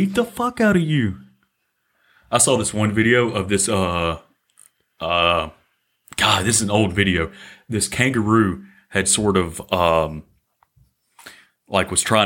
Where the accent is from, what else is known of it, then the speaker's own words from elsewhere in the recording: Mississippi, United States; now in Sweden; I'm from Mississippi